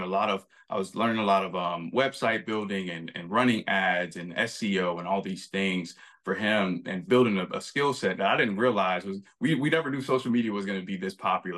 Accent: Florida, United States; moved away; I came from Florida. I struggled. You know, we were homeless at times. I moved to New York.

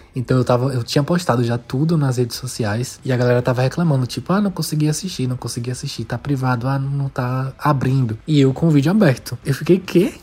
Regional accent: Brazil; como um bom brasileiro

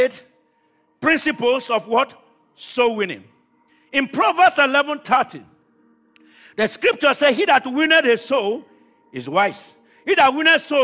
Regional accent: Nigeria; moved away; I come from Nigeria, but God brought me to this country

